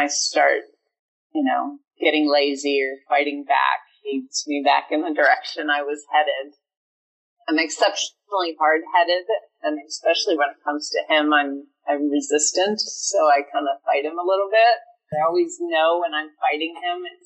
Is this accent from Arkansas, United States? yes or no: no; Eastern Shore of Maryland, United States; I grew up on the Eastern Shore of Maryland, and it's a small town